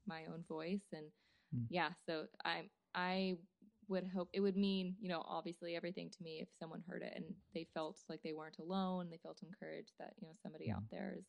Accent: North Carolina, United States; now in Nashville, United States; I've never lived in Canada. I have family that still live on the res and in Canada. I grew up in North Carolina

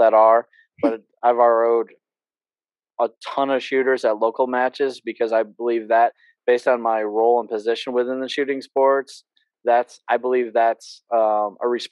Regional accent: New York, United States; moved away; I'm from New York

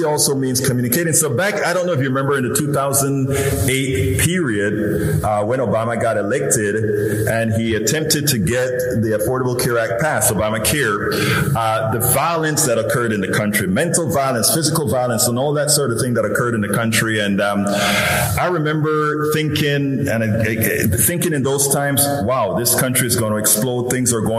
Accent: Panama; born or raised there; now in Houston, United States

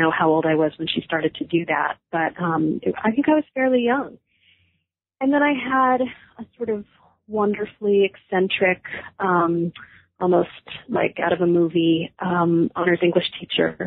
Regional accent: Newton, Massachusetts, United States; also born or lived in Brookline, Massachusetts / New York City / Greece; now in Western Massachusetts, United States; I grew up in the Boston area, first in Brookline and then in Newton

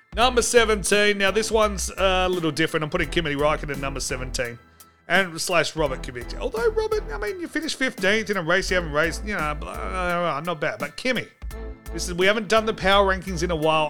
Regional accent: Australia; As an Australian

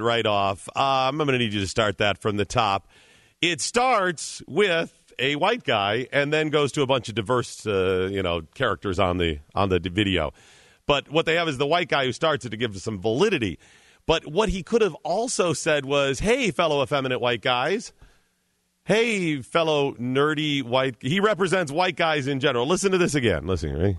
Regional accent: Cleveland, Ohio, United States; I'm from Cleveland.

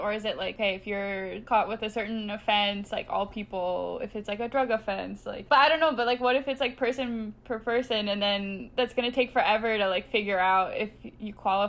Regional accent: United States; I'm an American

